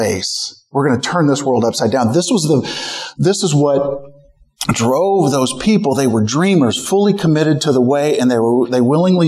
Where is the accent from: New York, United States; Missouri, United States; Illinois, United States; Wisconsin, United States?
Missouri, United States; St. Louis; moved away as an adult; now in San Francisco Bay Area, United States; I grew up in St. Louis